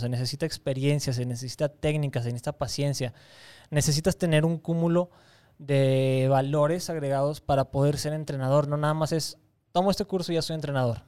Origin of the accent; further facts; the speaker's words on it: Torreón, Coahuila, Mexico; moved away as an adult; also born or lived in Campeche / Mérida, Yucatán; en mi tierra